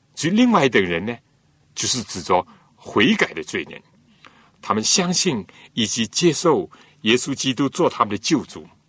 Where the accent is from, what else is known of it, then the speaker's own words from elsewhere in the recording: China; 我们中国人常常和公义、正义、仁义呢，连在一起用